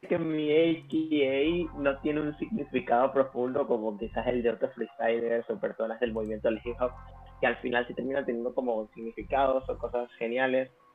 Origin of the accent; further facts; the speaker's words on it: Venezuela; now in El Salvador; soy venezolano, pero a nivel de freestyle prácticamente me he criado en la escena salvadoreña